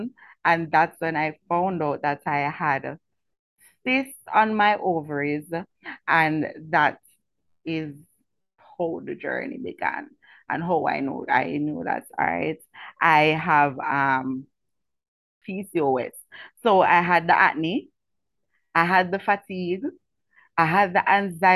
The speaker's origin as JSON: {"language": "English", "town": "Kingston", "country": "Jamaica", "tie": "born or raised there", "said": "I was born and raised in Franklin Town"}